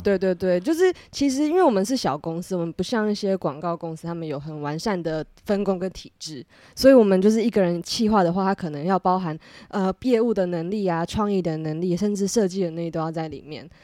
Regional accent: Taipei, Taiwan; also born or lived in United Kingdom; 我是一个台北人

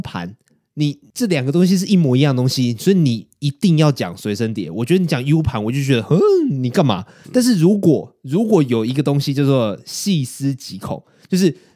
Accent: Taiwan; 我们身为台湾人

